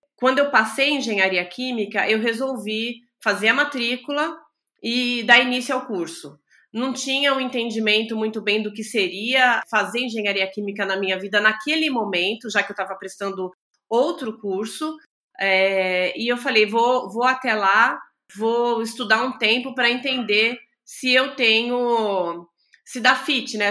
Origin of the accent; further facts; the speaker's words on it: São Paulo, Brazil; also born or lived in São José dos Campos; eu sou de São Paulo, sou nascida em São Paulo